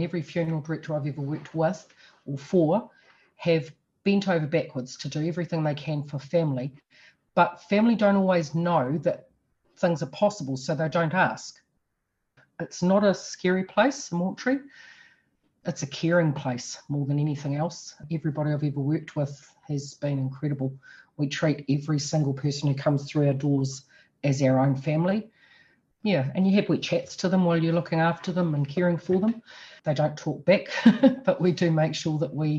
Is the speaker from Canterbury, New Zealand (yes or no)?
yes; Temuka, Canterbury, New Zealand; moved away as an adult; also born or lived in Lower Hutt / Wellington; now in Auckland, New Zealand; I've born and bred in Temuka in South Canterbury, and I'm very proud of that fact